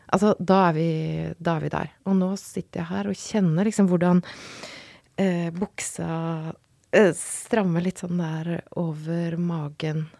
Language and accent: Norwegian; Røros, Trøndelag, Norway; jeg kommer fra Røros